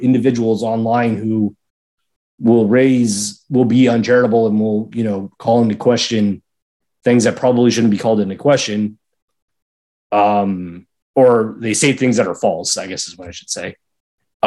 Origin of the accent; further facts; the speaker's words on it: United States; as an American Catholics